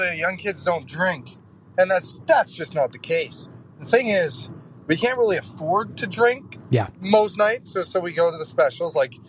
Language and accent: English; Calgary, Alberta, Canada; I'm not from Edmonton, I'm from Calgary.